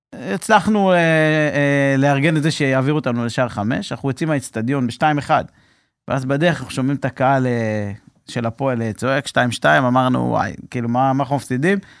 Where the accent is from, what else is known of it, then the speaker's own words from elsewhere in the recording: Mefalsim, Southern District, Israel; moved away as an adult; also born or lived in Dan Accadia hotel, Herzliya; אני במקור מקיבוץ מפלסים, נולדתי במפלסים